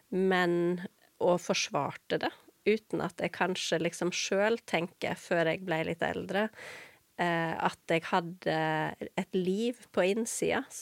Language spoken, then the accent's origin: Norwegian; Vestland, Norway; Jeg er jo ikke haugesunder. {S0} Nei. Ikke, {S1} nei. Så jeg, jeg, pleier ofte å si at jeg er en sogning som har forvilla meg, og underveis mista dialekta.